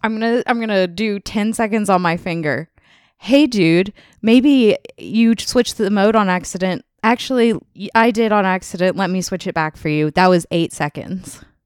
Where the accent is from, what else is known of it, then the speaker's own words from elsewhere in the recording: Tennessee, United States; moved away; I'm from Tennessee. My family still lives there.